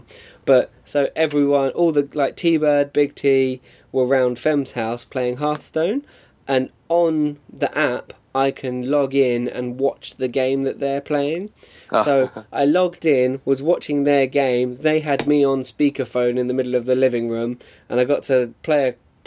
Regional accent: Watford, East of England, United Kingdom; I'm from Watford

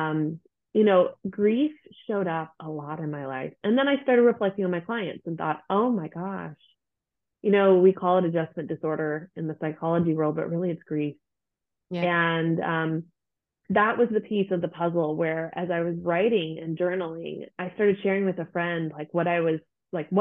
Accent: United States; moved away as an adult; now in Germany; I am an American living in Germany

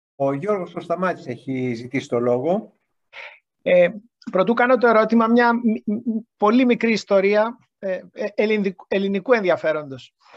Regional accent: Greece; μας ρωτάει από πού είσαστε. Λέμε εμείς από την Ελλάδα.

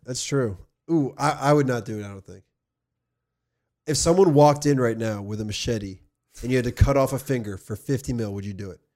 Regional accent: New Jersey, United States; also born or lived in California; I was from New Jersey

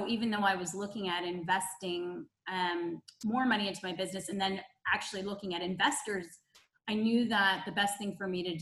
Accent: Ottawa, Ontario, Canada; accent: Canadian; moved away as an adult; also born or lived in Toronto, Canada; now in United States; I'm Canadian, so you'll probably hear a Canadian accent somewhere

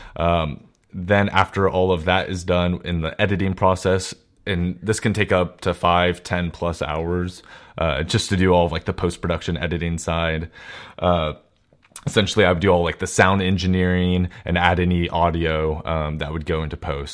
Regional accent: Walnut Creek, California, United States; also born or lived in San Francisco Bay Area; in the Walnut Creek area where my hometown is

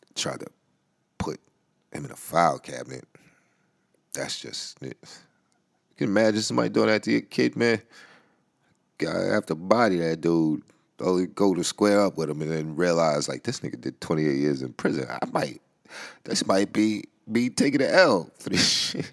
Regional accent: New York City, New York, United States; the Bronx, which is my hometown, where I grew up

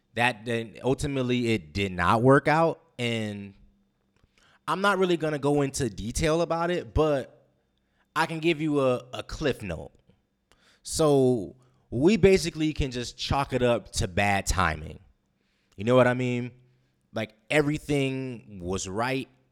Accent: West Coast, United States; moved away as an adult; now in Guam; I'm a West Coast guy

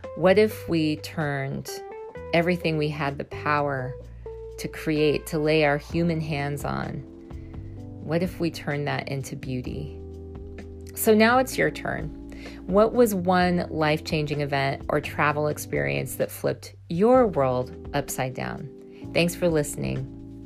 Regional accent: Missouri, United States; I was raised in a small town in Missouri

